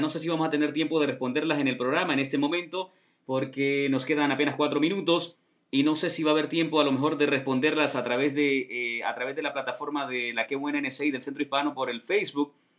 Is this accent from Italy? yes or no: no; Honduras; yo soy de Honduras